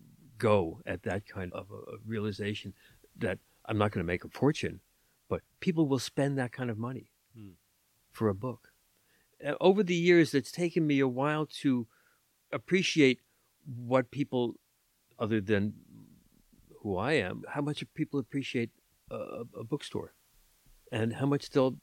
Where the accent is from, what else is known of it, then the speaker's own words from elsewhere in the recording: New York City, New York, United States; moved away as an adult; also born or lived in Washington, D.C.; now in Lenox, United States; I was from New York